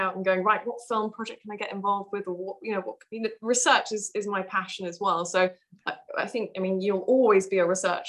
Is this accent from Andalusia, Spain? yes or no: yes; Malaga, Andalusia, Spain; moved away as an adult; now in United Kingdom; I grew up there for 18 years. I lived there until I was 18 and then came to the UK